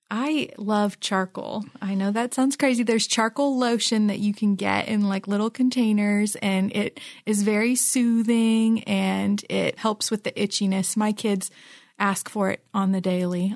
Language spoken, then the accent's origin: English; Philippines; now in Ohio, United States; I grew up in the Philippines and it's not humid here.